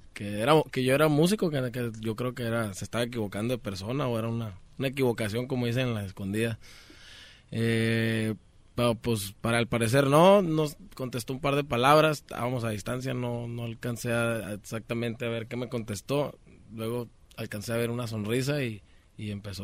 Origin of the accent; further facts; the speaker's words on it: Sonora, Mexico; also born or lived in Culiacán, Sinaloa; Yo nací en Culiacán, Sinaloa también, pero soy criado en Sonora.